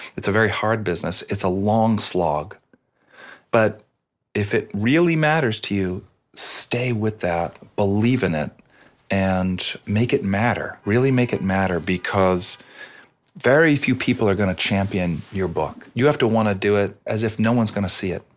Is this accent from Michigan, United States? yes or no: no; Boston, Massachusetts, United States; I'm Irish from Boston